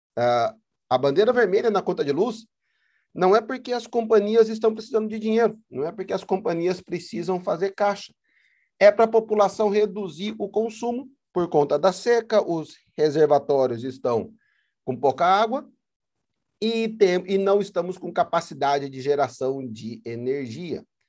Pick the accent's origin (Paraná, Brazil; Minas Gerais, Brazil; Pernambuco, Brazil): Paraná, Brazil; moved away as an adult; also born or lived in São Paulo, Brazil; now in Moorhead, United States; a companhia paranense de energia no estado de onde eu sou nascido e criado